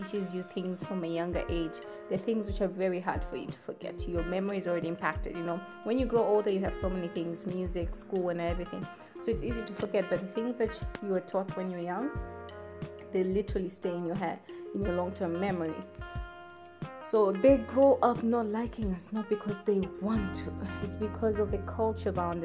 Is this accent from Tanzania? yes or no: yes; Tanzania; I am from Tanzania